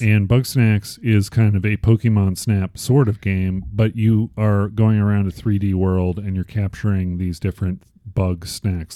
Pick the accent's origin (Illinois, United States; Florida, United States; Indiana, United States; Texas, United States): Illinois, United States; Chicago; I was born in Chicago